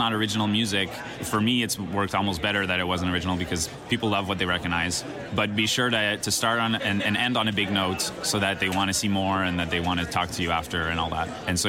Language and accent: English; Montreal, Quebec, Canada; I grew up in Montreal